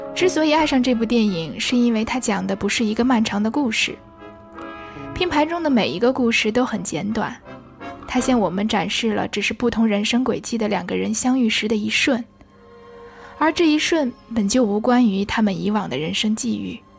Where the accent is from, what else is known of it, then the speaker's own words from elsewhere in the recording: China; now in Paris, France; 我作为一个中国人